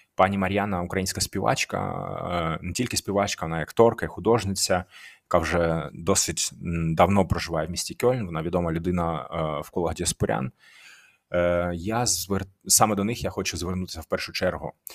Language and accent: Ukrainian; Donetsk, Donetsk Oblast, Ukraine; moved away as an adult; now in Aachen, Germany; я із Донецька. Я вже декілька років живу в Німеччині, в місті Ахан